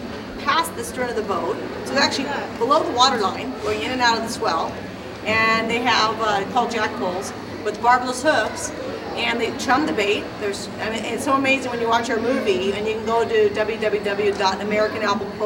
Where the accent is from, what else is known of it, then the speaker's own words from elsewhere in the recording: San Diego, California, United States; I grew up in Point Loma